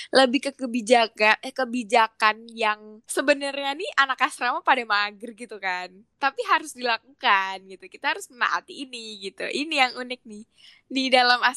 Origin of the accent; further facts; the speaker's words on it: Banyuwangi, East Java, Indonesia; jadi hitungannya tuh di di satu kamar tuh kan ada empat ya gue dari Banyuwangi temen gue dari Jakarta